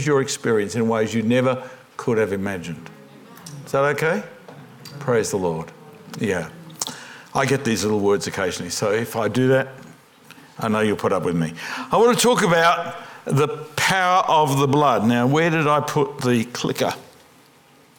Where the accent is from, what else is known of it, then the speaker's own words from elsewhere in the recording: Australia; I'm an Australian Pentecostal